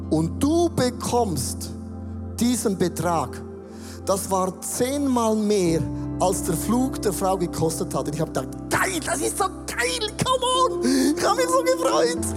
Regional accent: Switzerland; ich als Schweizer

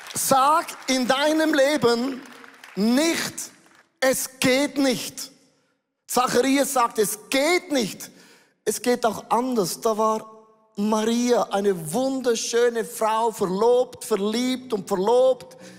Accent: Switzerland; Äußerlich bin ich ein Schweizer.

